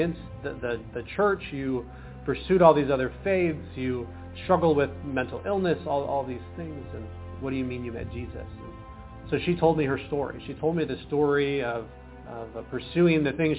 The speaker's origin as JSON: {"language": "English", "region": "Washington", "country": "United States", "tie": "born or raised there", "also_born_or_lived": "Portland, Oregon", "said": "I was born in Portland, Oregon, raised in Washington State in the U.S."}